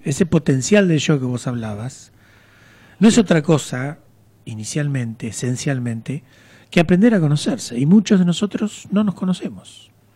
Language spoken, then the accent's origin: Spanish; General Madariaga, Buenos Aires Province, Argentina; moved away as an adult; also born or lived in Mar del Plata; Yo nací en General Madariaga.